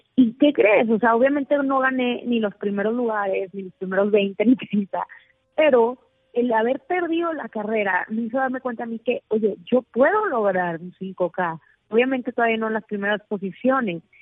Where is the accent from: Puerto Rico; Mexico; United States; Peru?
Mexico; yo soy mexicana